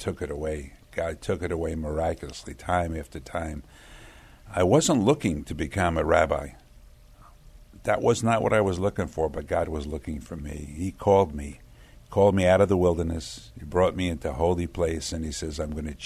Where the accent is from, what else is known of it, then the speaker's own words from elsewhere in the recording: New York City, New York, United States; I was born in Brooklyn, New York